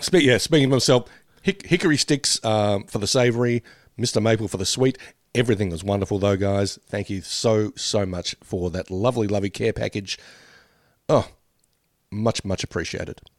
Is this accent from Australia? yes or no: yes; Australia; we grew up with Smarties in, uh, in Australia